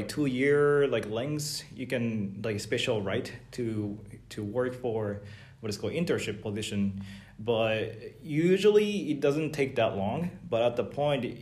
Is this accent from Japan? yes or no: yes; Japan; also born or lived in California, United States; now in Tallinn, Estonia; I'm from Japan